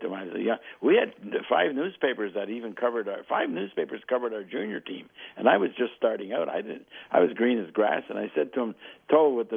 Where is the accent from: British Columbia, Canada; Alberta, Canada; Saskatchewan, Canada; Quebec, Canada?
Quebec, Canada; Montreal; moved away; I grew up in Verdun, and right across the aqueduct from us was Villemarde.